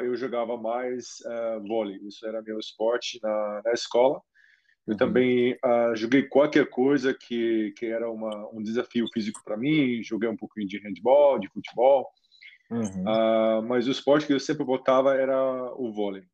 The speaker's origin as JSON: {"language": "Portuguese", "country": "Germany", "tie": "born or raised there", "second_language": "Portuguese", "moved": "yes", "lives_now": "Brazil", "said": "minha infância na Alemanha"}